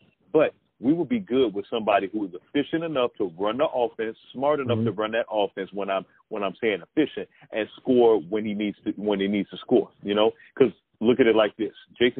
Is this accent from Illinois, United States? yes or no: yes; Chicago, Illinois, United States; moved away; I'm originally from Chicago